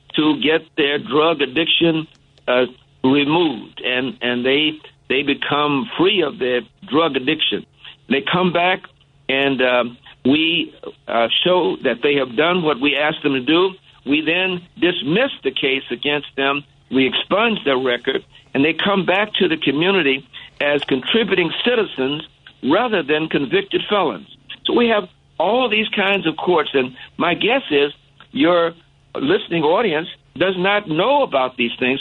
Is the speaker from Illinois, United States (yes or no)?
yes; Chicago, Illinois, United States; also born or lived in Hot Springs, Arkansas; I actually grew up in uh, Chatham. I was born in Hot Springs, Arkansas, but I moved here early on, so I went to high school uh, on the south side at Hirsch High School, and I grew up in Chatham